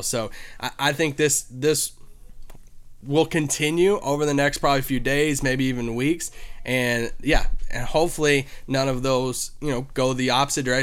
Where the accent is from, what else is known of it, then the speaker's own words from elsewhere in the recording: Kentucky, United States; I grew up in Kentucky